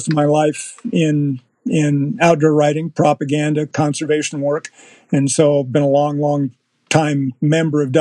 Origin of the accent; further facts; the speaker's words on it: United States; moved away as an adult; also born or lived in central Kansas; I grew up essentially on the Mississippi River, right where the Illinois comes